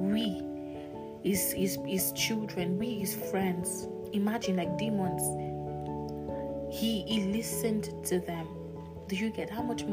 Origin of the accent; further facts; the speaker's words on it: Nigeria; I'm Nigerian